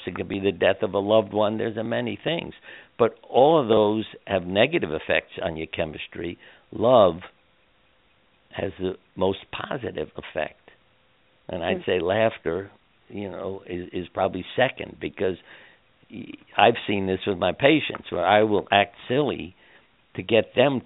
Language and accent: English; New York, United States; I grew up in New York